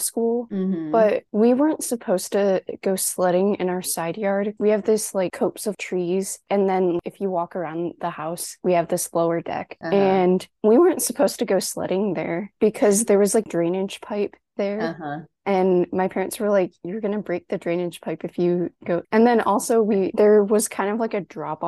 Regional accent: Valparaiso, Indiana, United States; moved away as an adult; also born or lived in Muncie; I'm from Valparaiso.

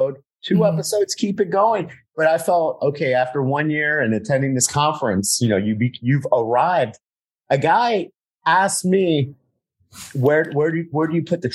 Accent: South Florida, United States; growing up in South Florida

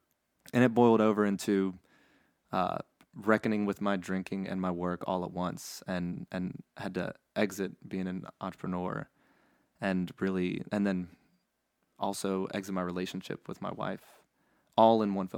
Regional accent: Baton Rouge, Louisiana, United States; also born or lived in New Orleans; I was born and raised here in Louisiana and in Baton Rouge, or born in New Orleans actually.

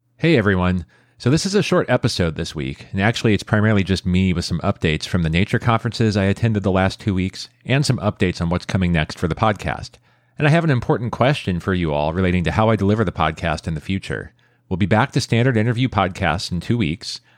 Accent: San Jose, California, United States; my hometown of San Jose

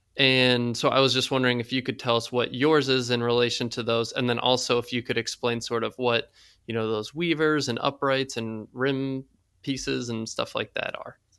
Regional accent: South Carolina, United States; I grew up in South Carolina

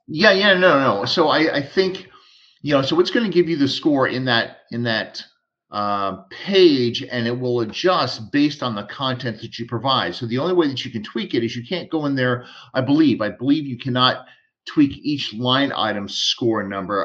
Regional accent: Texas, United States; I'm from Texas

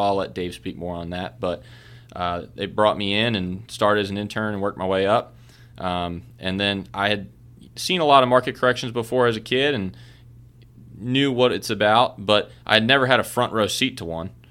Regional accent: Baltimore, Maryland, United States; moved away as an adult; also born or lived in Kentucky; I was born and raised in Baltimore, Maryland

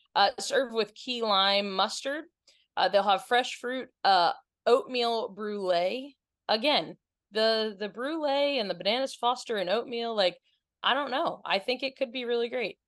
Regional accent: Maryland, United States; we're from Maryland

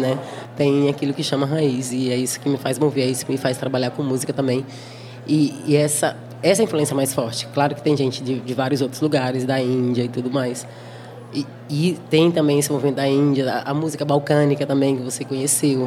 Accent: Brazil; moved away as an adult; now in Berlin, Germany; eu, brasileira, falava alemão, falo com acento

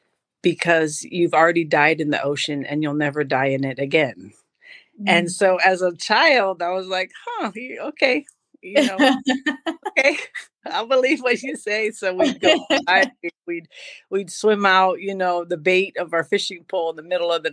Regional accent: Hawaii, United States; I was born in Hawaii

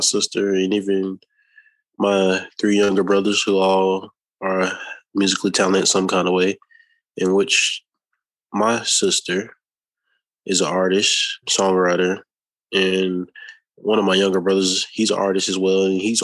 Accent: Jacksonville, Florida, United States; also born or lived in Tallahassee, Florida; I'm from Tallahassee, Florida, but I've been living in Jacksonville, Florida since about 97, 98. So I primarily grew up here my whole life, Jacksonville, Florida.

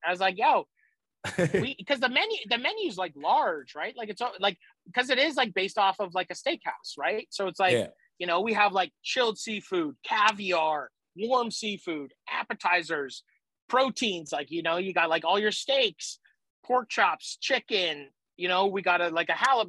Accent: Nova Scotia, Canada; also born or lived in New Brunswick / Prince Edward Island; I was born in St. John, New Brunswick. Then we lived all over Nova Scotia. I lived in New Brunswick. I lived in PEI. I lived in Nova Scotia, all over in three provinces.

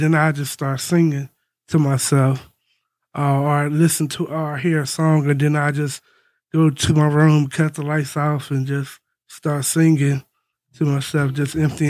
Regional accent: Roanoke, Virginia, United States; I'm from Roanoke.

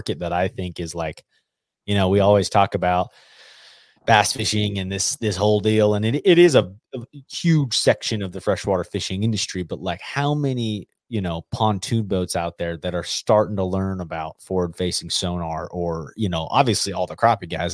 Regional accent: Colorado, United States; growing up in Colorado

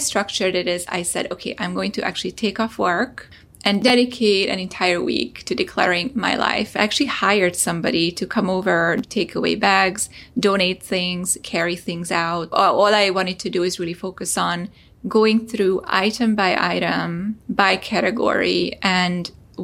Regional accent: Hungary; moved away; I'm originally from Hungary

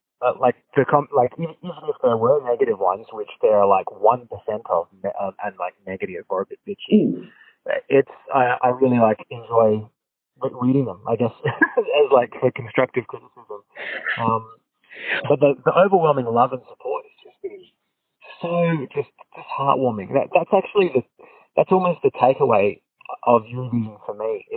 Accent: Australia; I'm kind of like first generation Australian. My parents both immigrated here when they were young

